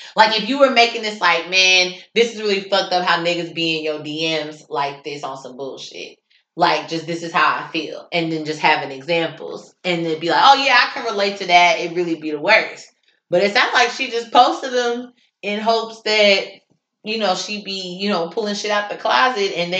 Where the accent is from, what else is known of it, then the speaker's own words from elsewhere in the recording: Richmond, Indiana, United States; now in Indianapolis, United States; my hometown, Richmond, Indiana